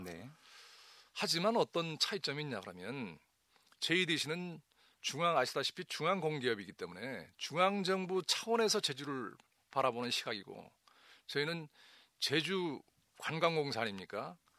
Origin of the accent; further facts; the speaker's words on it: Jeju, South Korea; 내 고향, 내 제주가 풍요로운 지역이 되도록